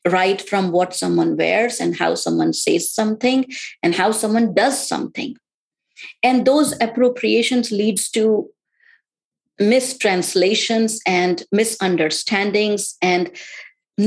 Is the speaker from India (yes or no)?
yes; India; now in United States; born and brought up in India